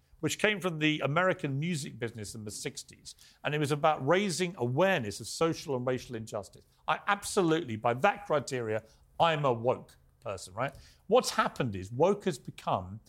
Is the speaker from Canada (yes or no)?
no; England, United Kingdom; I was born in England